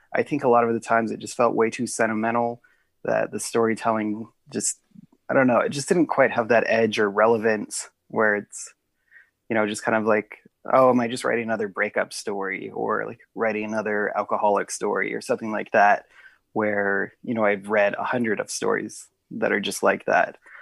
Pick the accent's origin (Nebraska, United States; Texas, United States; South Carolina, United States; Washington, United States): Nebraska, United States; Lincoln; also born or lived in Council Bluffs, Iowa; now in Omaha, United States; I mostly grew up in Lincoln